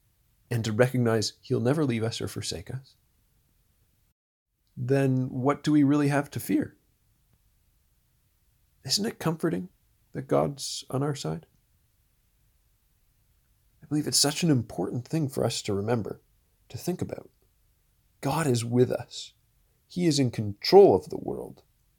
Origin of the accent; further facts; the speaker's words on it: Orangeville, Ontario, Canada; He lived near where I grew up in Orangeville, Ontario. He was just a little bit north of Shelburne, if you know where that is.